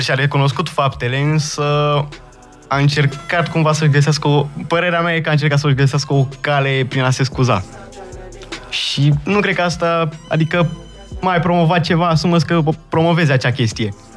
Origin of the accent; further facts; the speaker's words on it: Romania; accent: Romanian; mi-am menținut accentul de român și la bază sunt tot român.